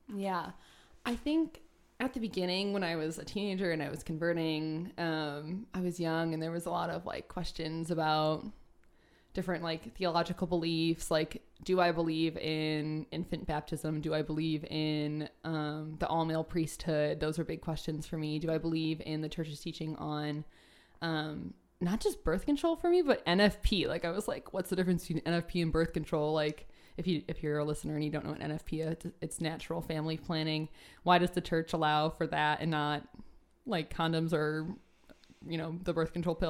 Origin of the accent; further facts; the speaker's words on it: Northwest Indiana, United States; My uh, area that I grew up in in Northwest Indiana is pretty Catholic